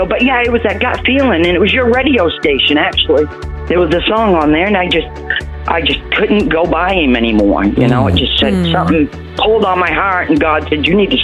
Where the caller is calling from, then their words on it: Panama City, Florida, United States; Panama City, Florida.